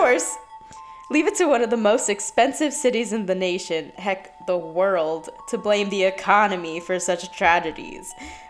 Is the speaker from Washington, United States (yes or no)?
no; San Jose, California, United States; growing up in San Jose